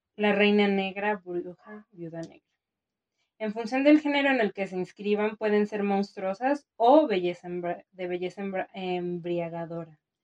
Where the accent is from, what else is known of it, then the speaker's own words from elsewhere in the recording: Mexico; como mexicana